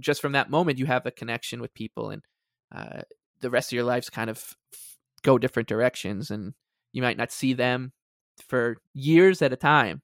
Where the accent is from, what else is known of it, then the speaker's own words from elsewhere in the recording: Long Island, New York, United States; we are from Long Island